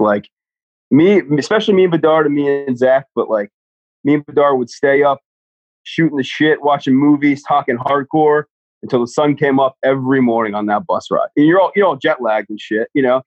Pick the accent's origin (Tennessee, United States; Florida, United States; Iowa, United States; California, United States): Florida, United States; Flagler Beach; now in Jacksonville, United States; I'm from like a small beach town called Flagler Beach